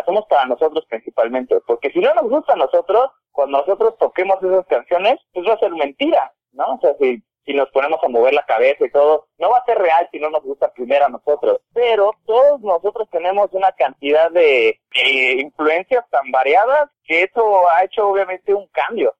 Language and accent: Spanish; Tehuacán, Puebla, Mexico; moved away as an adult; now in Mexico City, Mexico; la, banda realmente empezó como un hobby en Tehuacán, Puebla, ni siquiera Puebla la ciudad, sino un municipio. Ahí yo con mi vecino eh, empezábamos